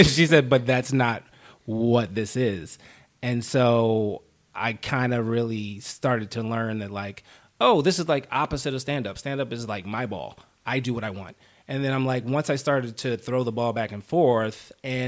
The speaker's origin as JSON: {"language": "English", "town": "Baltimore", "region": "Maryland", "country": "United States", "tie": "born or raised there", "also_born_or_lived": "Pittsburgh", "moved": "as an adult", "lives_now": "Los Angeles, United States", "said": "I grew up in Baltimore, Maryland"}